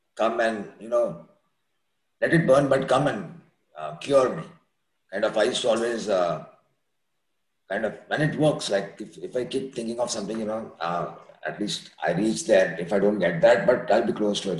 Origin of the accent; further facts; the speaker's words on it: Pune, Maharashtra, India; now in Dublin, United States; I'm located in Columbus, Ohio. I'm basically from Pune.